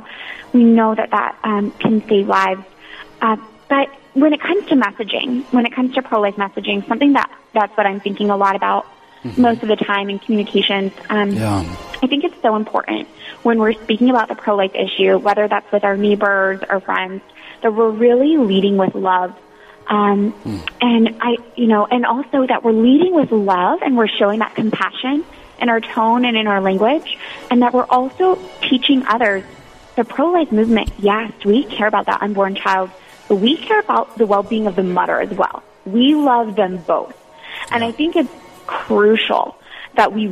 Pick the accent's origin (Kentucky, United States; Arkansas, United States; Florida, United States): Florida, United States; moved away as an adult; now in Washington, D.C., United States; I grew up in Florida, and so my freshman year in college at Florida State University